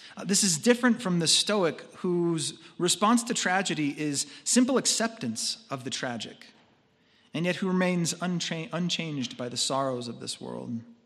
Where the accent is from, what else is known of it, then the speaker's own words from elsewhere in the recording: United States; As American consumers